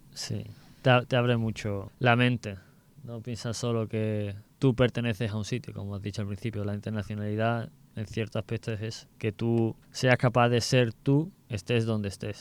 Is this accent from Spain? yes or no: yes; Seville, Andalusia, Spain; soy también de Sevilla